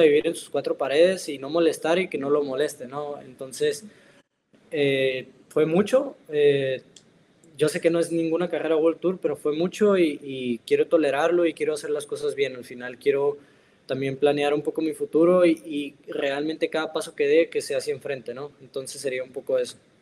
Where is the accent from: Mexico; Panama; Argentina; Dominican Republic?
Mexico; now in Italy